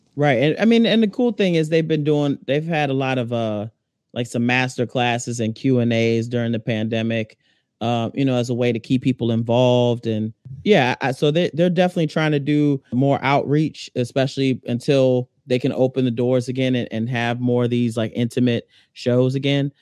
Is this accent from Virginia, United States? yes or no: yes; Alexandria, Virginia, United States; I'm originally from Alexandria, Virginia, you know, which is ten minutes from D C.